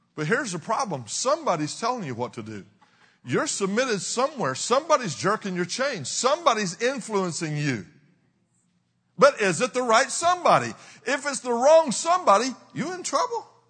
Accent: Texas, United States; I'm from the south. I'm from Texas

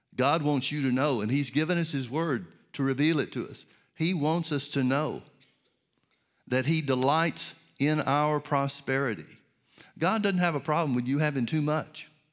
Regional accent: Birmingham, Alabama, United States; when I was a kid growing up in Birmingham, Alabama

